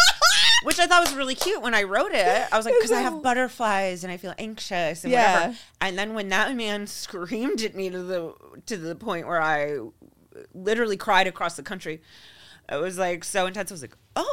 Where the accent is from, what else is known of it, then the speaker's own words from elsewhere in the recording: New York, United States; I was raised in New York. I'm a Scorpio.